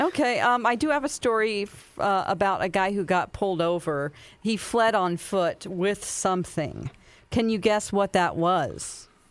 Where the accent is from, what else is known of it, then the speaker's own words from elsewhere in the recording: Springfield, Missouri, United States; also born or lived in California; a Springfield, Missouri, my hometown story